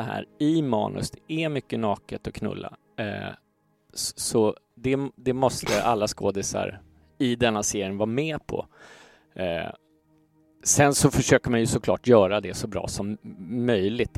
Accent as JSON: {"language": "Swedish", "town": "Stockholm", "region": "Stockholm County", "country": "Sweden", "tie": "born or raised there", "said": "jag växte upp i Gamla Enskede"}